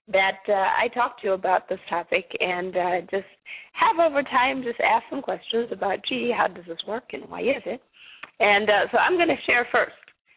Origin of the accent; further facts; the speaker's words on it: Zimbabwe; now in United States; I myself am not originally from the United States. I'm from Zimbabwe.